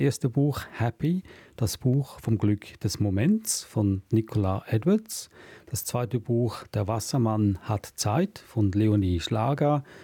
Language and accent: German; Switzerland; dass ich hier was rieche, was mich an meine Heimat in der Schweiz erinnert